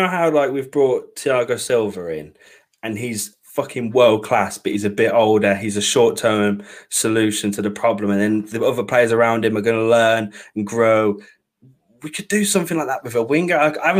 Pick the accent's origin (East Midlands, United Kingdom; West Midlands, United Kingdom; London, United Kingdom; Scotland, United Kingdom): West Midlands, United Kingdom; Birmingham; I'm a Brummie.